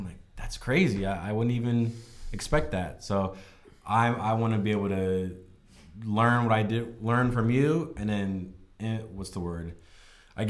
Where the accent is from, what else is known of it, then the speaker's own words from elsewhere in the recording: Southern Maryland, United States; moved away as an adult; also born or lived in Philadelphia, United States; now in California, United States; I'm from Southern Maryland